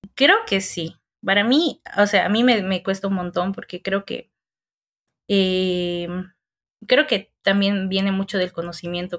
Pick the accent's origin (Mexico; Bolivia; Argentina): Bolivia; Colla, western highlands; moved away; Muy coya soy para esta ciudad.